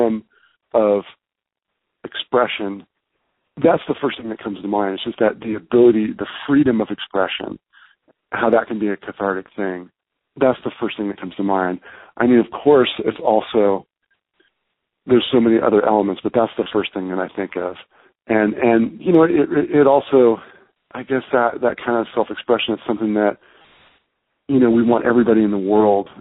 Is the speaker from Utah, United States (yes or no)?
no; Bay Area, California, United States; growing up in the Bay Area